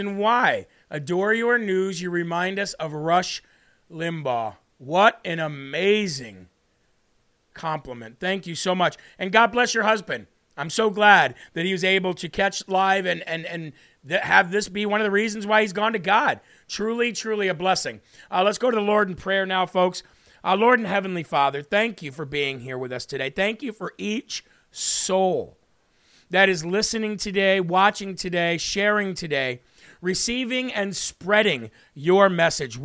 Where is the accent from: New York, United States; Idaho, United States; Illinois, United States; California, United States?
Illinois, United States; I grew up in Illinois